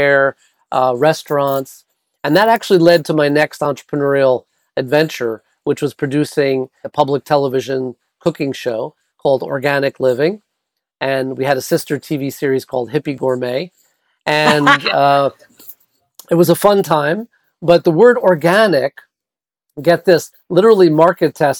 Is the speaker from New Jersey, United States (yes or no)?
no; New York City, New York, United States; moved away; I was born and raised in New York City